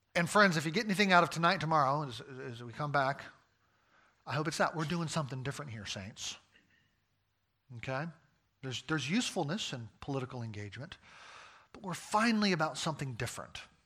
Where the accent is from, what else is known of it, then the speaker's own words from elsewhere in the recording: United States; I'm an American